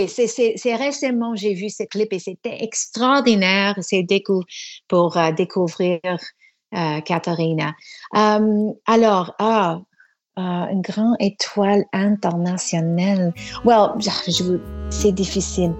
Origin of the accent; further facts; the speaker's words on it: Toronto, Ontario, Canada; first language English; French is a second language; also born or lived in Quebec City, Canada; Je suis née à Toronto